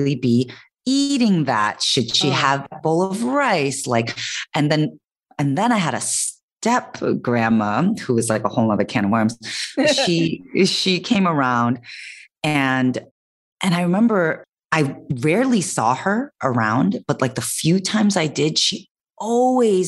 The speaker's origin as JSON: {"language": "English", "town": "Chicago", "region": "Illinois", "country": "United States", "tie": "born or raised there", "said": "I was born and raised in Chicago, and my parents are from Korea"}